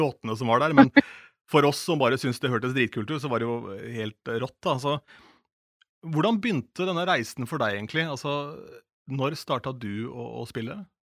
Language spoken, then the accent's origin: Norwegian; Askim, Viken, Norway; besøkte da ungdomsklubben hjemme i Askim